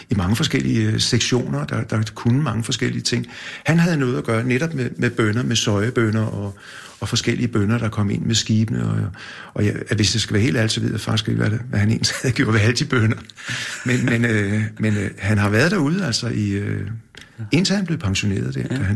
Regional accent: Copenhagen, Capital Region of Denmark, Denmark; Jeg, jeg, jeg er født ude i Valby, i Valby? Ja, og der boede vi ude, tror jeg, nogle, kun øh, to år eller nogle år. Og så flyttede vi ind til noget, der hedder Torsgade inde på Nørrebro.

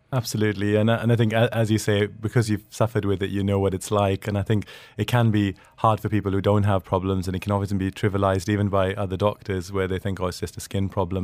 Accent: Sweden; moved away; I grew up in Sweden

